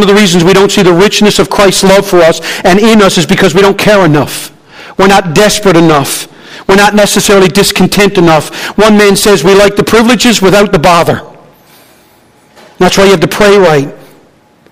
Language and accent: English; Newfoundland and Labrador, Canada; I'm a Newfoundlander.